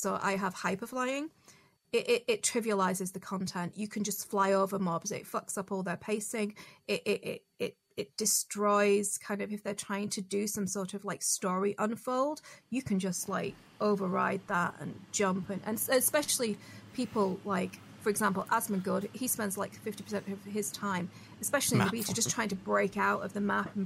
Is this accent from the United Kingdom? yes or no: yes; United Kingdom; I'm British